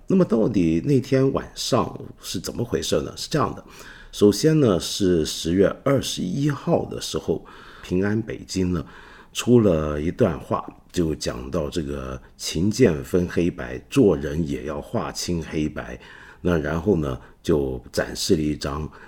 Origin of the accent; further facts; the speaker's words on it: Hong Kong; 我们香港人